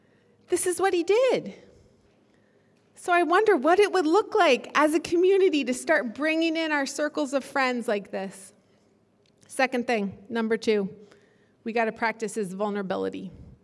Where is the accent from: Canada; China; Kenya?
Kenya; I grew up in Kenya, and everybody there that I lived around spent their whole day with their front door wide open.